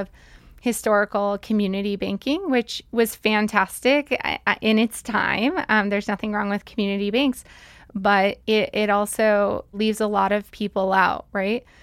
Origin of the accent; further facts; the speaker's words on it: Billings, Montana, United States; also born or lived in Salt Lake City, Utah; mostly grew up in Billings